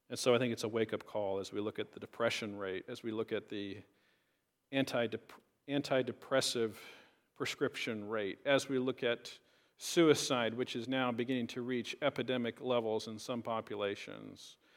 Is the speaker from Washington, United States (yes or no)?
yes; Richland, Washington, United States; a regular Baptist church that I grew up in in Richland